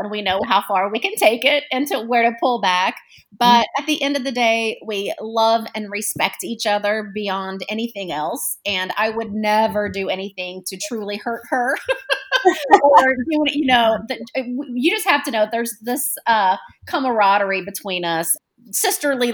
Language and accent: English; Illinois, United States; now in Nashville, United States; I'm from Illinois originally, so, you know, I've been down here longer than I was in Illinois, but I'm still called a Yankee